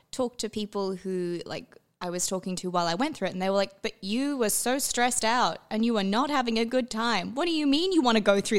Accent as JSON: {"language": "English", "country": "Canada", "moved": "yes", "lives_now": "Australia", "said": "I'm from Canada"}